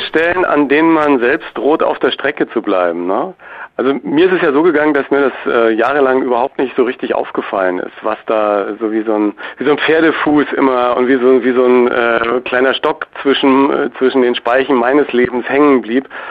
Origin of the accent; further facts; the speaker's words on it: Germany; als Deutscher